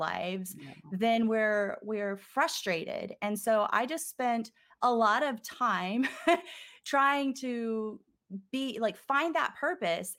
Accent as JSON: {"language": "English", "region": "Texas", "country": "United States", "moved": "yes", "lives_now": "Los Angeles, United States", "said": "I'm a Texas girl, but I'm calling in from California."}